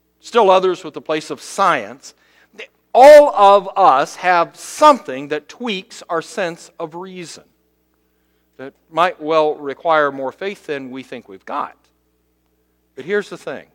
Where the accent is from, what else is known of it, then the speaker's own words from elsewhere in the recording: Cincinnati, Ohio, United States; moved away as an adult; now in South Bend, United States; Last week, I went to Cincinnati to visit my mom. Having lived now in South Bend 28 years, I have made that trip back and forth to my hometown so often